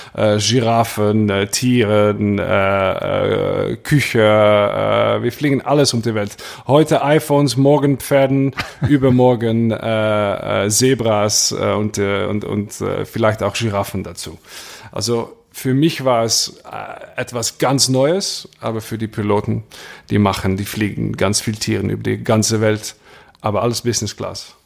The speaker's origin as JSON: {"language": "German", "town": "Maastricht", "region": "Limburg", "country": "Netherlands", "second_language": "German", "said": "bei uns in Maastricht"}